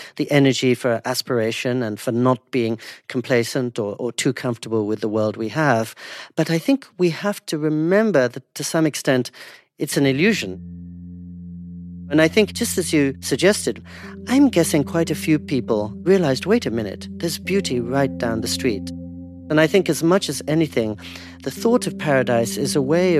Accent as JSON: {"language": "English", "country": "India", "said": "I'm Indian"}